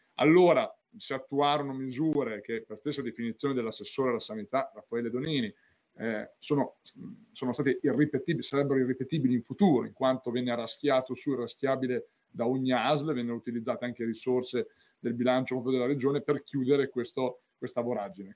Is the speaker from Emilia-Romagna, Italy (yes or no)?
yes; Sassuolo, Emilia-Romagna, Italy; io tra l'altro sono di Sassuolo, quindi sono nel Crocevilla, Modena e Reggio, conosco bene la provincia, anzi sono anche forse più originario di Reggio che non di Modena